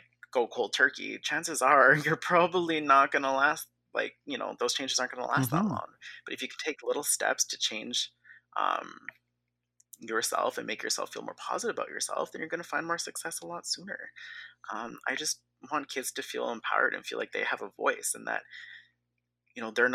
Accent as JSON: {"language": "English", "country": "Canada", "said": "I'm like super West Coast, super Canadian"}